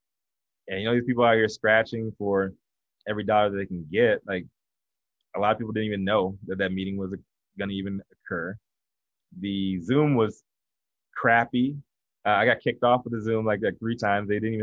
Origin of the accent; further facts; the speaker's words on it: the South, United States; I'm from the South, man. I don't believe that.